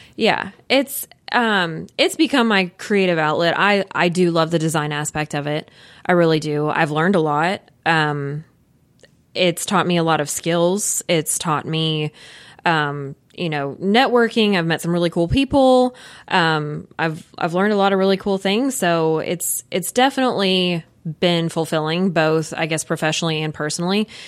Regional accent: Louisville, Kentucky, United States; we, we are both from Louisville. I've lived here my whole life

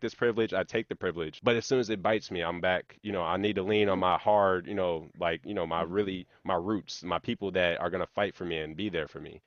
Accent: Hazelwood, Missouri, United States; growing up in Hazelwood

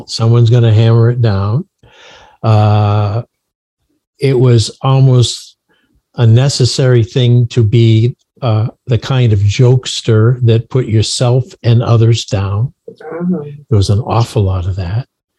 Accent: Portland, Maine, United States; when we were growing up in Maine, a long way from when you were growing up in Miami, we were in Portland, Maine. Can't get much further away and still be in the country.

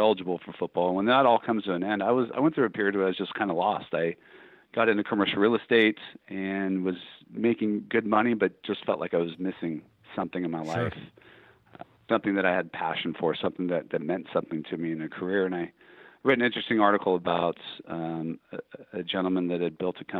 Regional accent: Orange County, California, United States; born or raised there

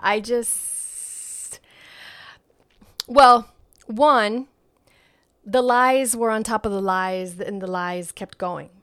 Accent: New York, United States; moved away; I, I grew up in New York

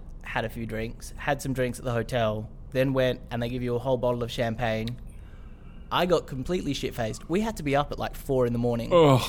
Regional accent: Australia

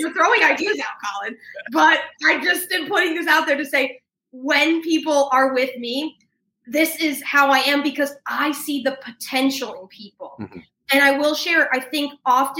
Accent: New York, United States; I'm a New Yorker by background

